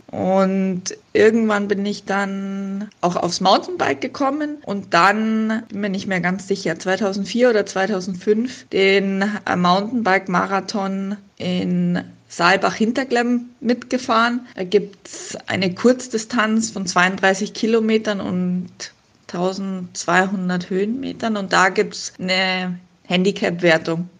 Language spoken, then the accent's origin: German; Munich, Bavaria, Germany; moved away as an adult; now in Mondsee, Austria; ich bin ja in München geboren und aufgewachsen